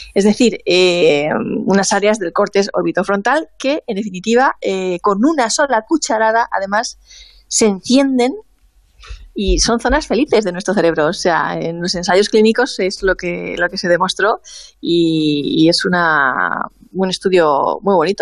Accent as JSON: {"language": "Spanish", "area": "Alicante", "region": "Valencian Community", "country": "Spain", "said": "por lo menos en mi pueblo la heladería en invierno está cerrada. En invierno te venden turrones y poco más aquí en Alicante"}